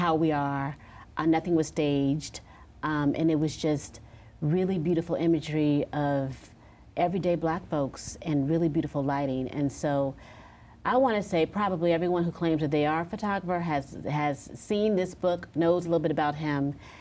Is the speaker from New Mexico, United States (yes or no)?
no; Los Angeles, California, United States; now in New York, United States; I am from Los Angeles, California